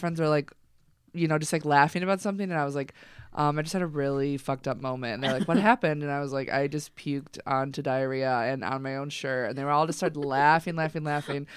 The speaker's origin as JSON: {"language": "English", "town": "Chicago", "region": "Illinois", "country": "United States", "said": "I'm from Chicago."}